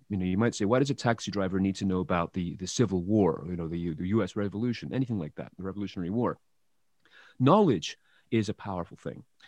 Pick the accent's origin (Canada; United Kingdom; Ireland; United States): United Kingdom; England; moved away; I, I come from England originally